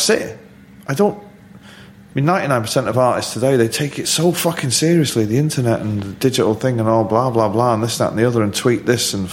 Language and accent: English; Manchester, North West England, United Kingdom; being a Mancunian